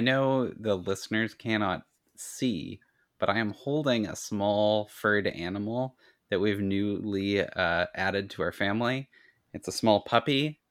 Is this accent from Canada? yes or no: yes; Ladysmith, British Columbia, Canada; in my hometown